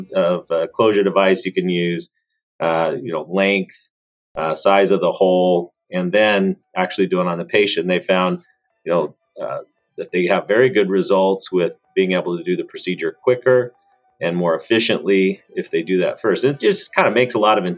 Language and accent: English; Mesa, Arizona, United States; moved away as an adult; also born or lived in California / Cincinnati, Ohio; I grew up right here in Mesa, Arizona, went to Westwood High School